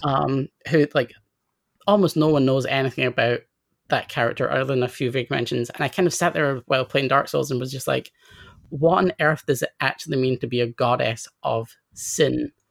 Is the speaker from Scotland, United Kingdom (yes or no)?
yes; Scotland, United Kingdom; I grew up in Scotland, then I grew up in a relatively kind of out of the way town, um, that's kind of like, uh, like half an hour away from Edinburgh.